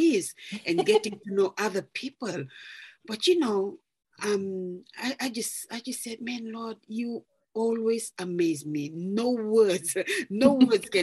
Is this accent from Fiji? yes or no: yes; Fiji; moved away as an adult; now in New Plymouth, New Zealand; I'm originally from Fiji and I've moved over here to New Zealand back in 2005 with my family.